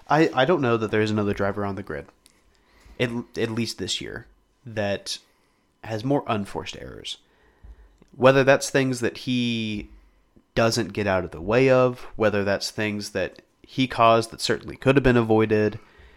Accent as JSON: {"language": "English", "country": "United States"}